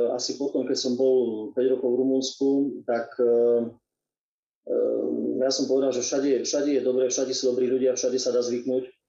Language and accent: Slovak; Zemplínske Hradište, Košice Region, Slovakia; Tak uh ja pochádzam z e, Revišovského presu, je to jediná obec Zemplínske hradište.